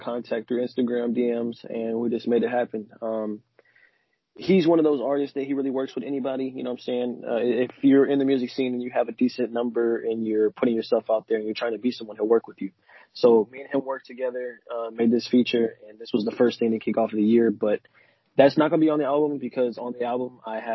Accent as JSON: {"language": "English", "region": "Florida", "country": "United States", "tie": "born or raised there", "also_born_or_lived": "New Orleans", "said": "Growing up in Florida, my dad had his own radio station"}